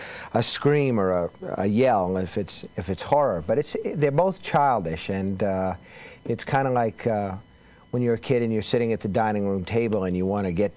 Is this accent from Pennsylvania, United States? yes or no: no; Maine, United States; I'm from Maine. I'm a Yankee